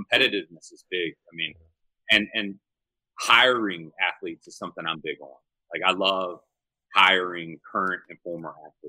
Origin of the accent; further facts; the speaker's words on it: Farmville, Virginia, United States; moved away as an adult; now in Raleigh, United States; I'm originally from Farmville, Virginia. It's as small as it sounds. My wife and I moved here to the Raleigh area just over 9 years ago.